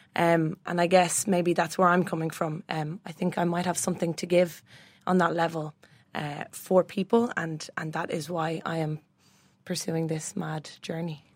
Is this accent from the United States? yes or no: no; Bray, Leinster, Ireland; born and raised in Bray